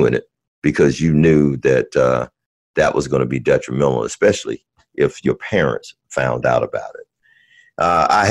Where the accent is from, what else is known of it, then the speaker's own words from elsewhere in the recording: Birmingham, Alabama, United States; I grew up in Birmingham, Alabama, or right outside of Birmingham, Alabama